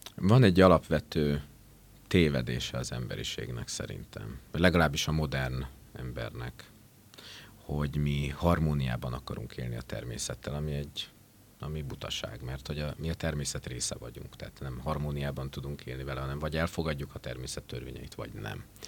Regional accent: Esztergom and Dorog area, Komárom-Esztergom, Hungary; moved away as an adult; also born or lived in Budapest; szülőhelyem környékén Esztergom és Dorog vonzás körzetében

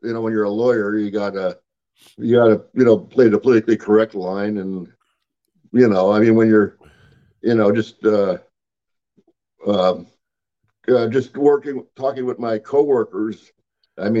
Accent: Pennsylvania, United States; I'm from Pennsylvania

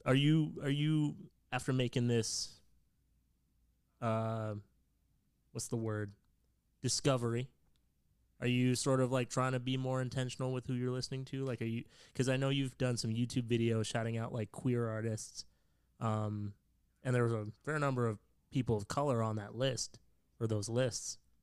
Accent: Canada; I'm Canadian

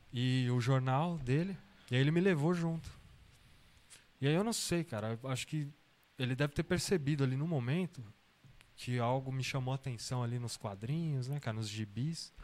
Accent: São Bernardo do Campo, São Paulo, Brazil; also born or lived in Santo André; Eu sou de São Paulo, né? Tá. Sou nascido em Santo André e morei muito tempo em São Bernardo do Campo

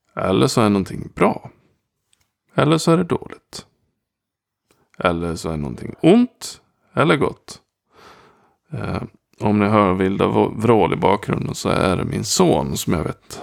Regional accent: Gagnef, Dalarna County, Sweden; jag kommer från Gagnef

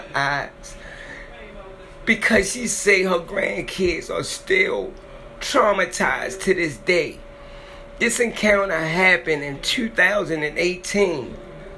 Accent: Maryland, United States; it happened in my hometown. It happened in Maryland

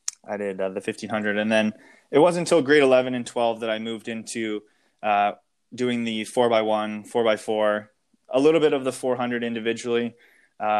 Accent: Brockville, Ontario, Canada; my youth experience in Brockville

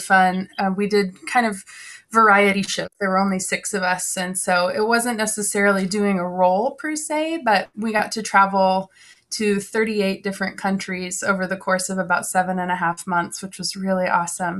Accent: Omaha, Nebraska, United States; now in Southern California, United States; I was born and raised in Omaha, Nebraska.

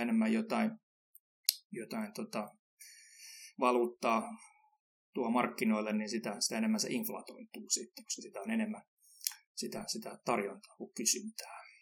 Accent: Finland; kun mä oon Suomesta, niin mä, mä tykkään käydä saunassa

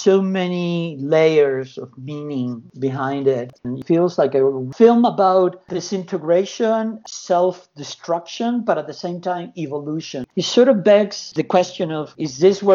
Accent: Argentina; moved away; also born or lived in United States / California; I was born in Argentina, went to the U.S. in 82, I moved to California in 89

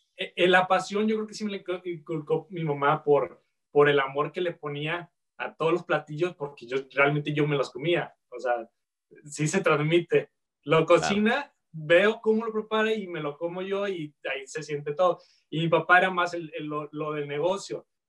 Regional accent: Guadalajara, Jalisco, Mexico; moved away as an adult; also born or lived in Vancouver area, Canada; now in Vancouver, Canada; de Guadalajara. Sí, este, nací en Guadalajara, este, crecí ahí

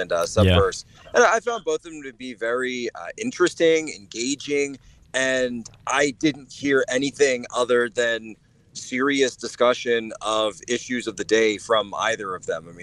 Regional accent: Norristown, Pennsylvania, United States; moved away as an adult; also born or lived in Philadelphia / China; I'm actually originally from Norristown, Pennsylvania

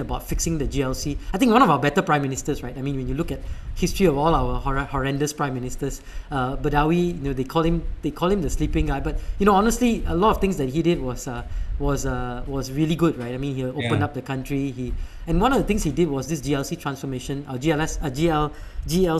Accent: Malaysia; moved away; also born or lived in United States; I'm Malaysian

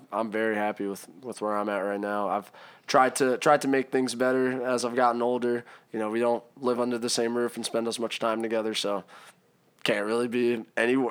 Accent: Maryland, United States; also born or lived in Hershey, Pennsylvania / South Carolina; I'm from Maryland

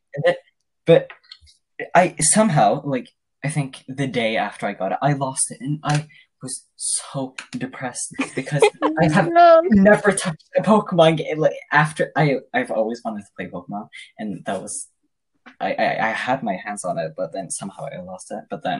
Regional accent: Norway; I'm from Norway

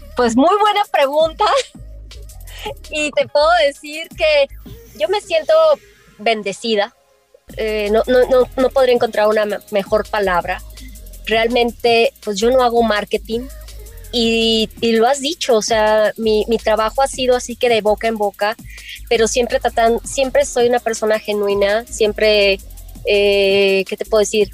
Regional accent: Guadalajara, Jalisco, Mexico; now in Los Cabos, Mexico; yo soy nativa originaria de Guadalajara

